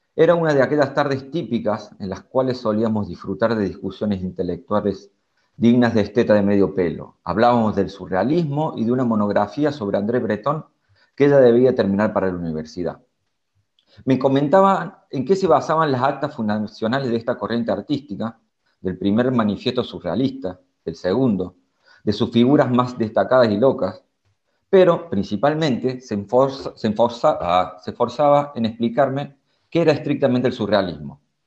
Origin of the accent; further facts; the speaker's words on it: Córdoba, Argentina; moved away as an adult; now in Berlin, Germany; yo soy de Córdoba, Argentina